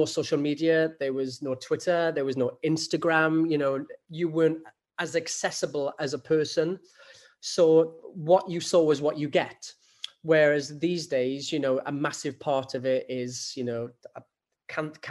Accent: Rhondda Valley, Wales, United Kingdom; a young lad growing up in the Rhondda Valley

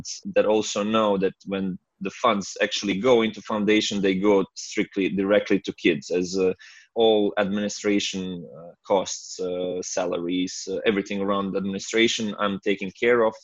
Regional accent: Medjugorje, Federation of Bosnia and Herzegovina, Bosnia & Herzegovina; my hometown Medjugorje

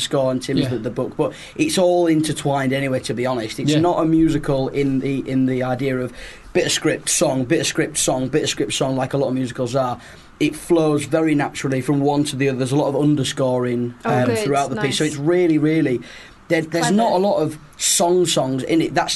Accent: Yorkshire and the Humber, United Kingdom; Ben and I are from Yorkshire

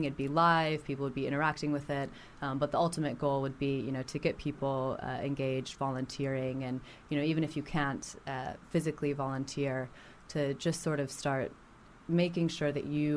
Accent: Las Vegas, Nevada, United States; I'm from Las Vegas

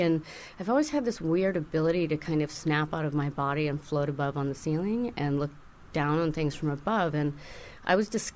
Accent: Tuscany, Italy; moved away; I grew up in Tuscany, and there was a duke that was in the group, so I grew up, you know, kind of on his estate

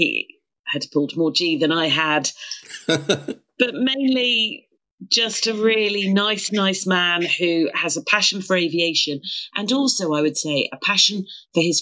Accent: Croydon, London, United Kingdom; accent: broad South London; I grew up in Croydon

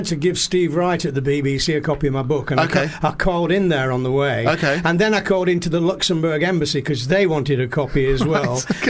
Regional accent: Oldham, North West England, United Kingdom; accent: northern; I'm from Oldham.

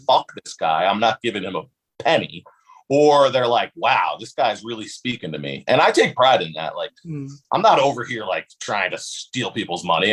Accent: West Hartford, Connecticut, United States; also born or lived in Bloomfield, Connecticut; I actually don't live in West Hartford anymore, but I'm from West Hartford

